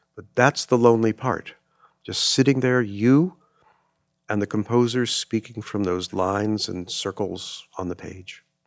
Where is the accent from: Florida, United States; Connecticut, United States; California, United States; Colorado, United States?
California, United States; Los Angeles; growing up in Los Angeles, which is not a fair thing to say because you really can't grow up in L